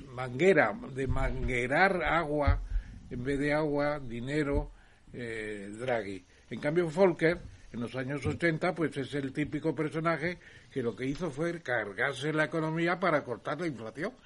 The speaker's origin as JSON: {"language": "Spanish", "country": "Spain", "said": "Y soy el único español que está en el patronato de la casa de Hendel en Londres"}